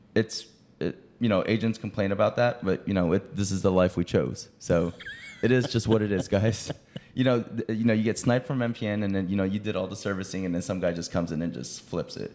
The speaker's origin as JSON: {"language": "English", "town": "Los Angeles", "region": "California", "country": "United States", "said": "I'm from Los Angeles, California"}